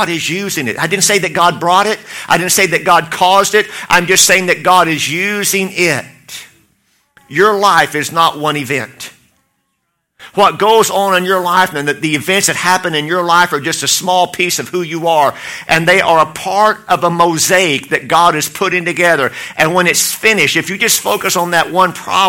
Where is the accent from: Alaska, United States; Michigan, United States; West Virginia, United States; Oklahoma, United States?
Oklahoma, United States; I'm from Oklahoma